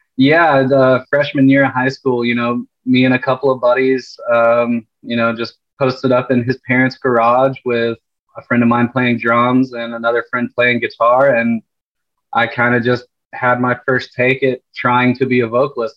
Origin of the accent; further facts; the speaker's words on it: Panama City Beach, Florida, United States; moved away as an adult; also born or lived in Tampa Bay area, Florida; I grew up in Panama City Beach, right where I'm at now